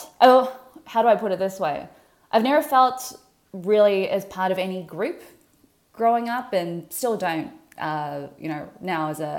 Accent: Melbourne, Victoria, Australia; moved away as an adult; now in Canada; born and raised in Melbourne, Australia, daughter of Chinese immigrants

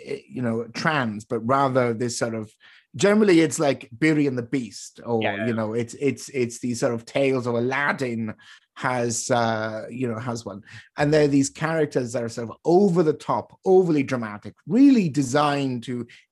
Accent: United Kingdom; now in Canada; I am British, I was born and raised there

